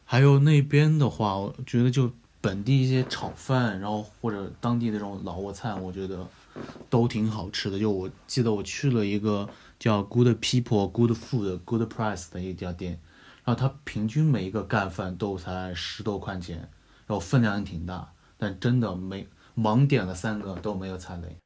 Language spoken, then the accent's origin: Chinese; Yunnan, China; 作为就是一天可以吃两餐米线的云南人